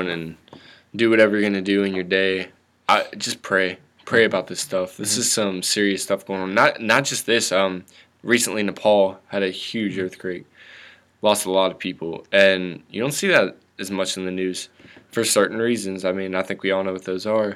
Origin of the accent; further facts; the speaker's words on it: northern West Virginia, United States; sheltered area. In northern West Virginia